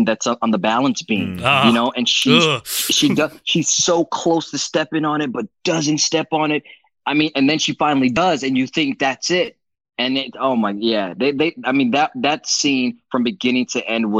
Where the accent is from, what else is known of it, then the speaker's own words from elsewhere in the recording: Belize; I'm from Belize